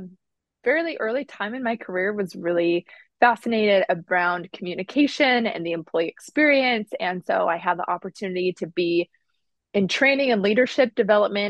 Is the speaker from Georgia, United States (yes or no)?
no; Utah, United States; now in Midwest, United States; I'm originally from Utah, but I currently live in the Midwest